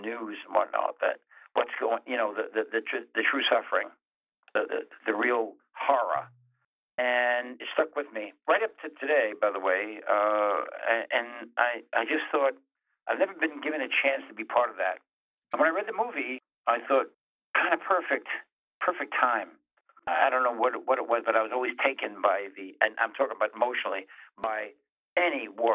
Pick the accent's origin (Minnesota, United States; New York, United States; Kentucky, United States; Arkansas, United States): New York, United States; New York City; I'm a New Yorker, And a lot of that stuff happened in the East, right where I was. It was in my neighborhood